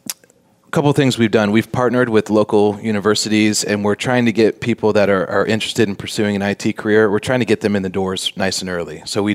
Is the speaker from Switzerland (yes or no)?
yes; Switzerland; now in United States; So I came over from Switzerland. She came from Alaska.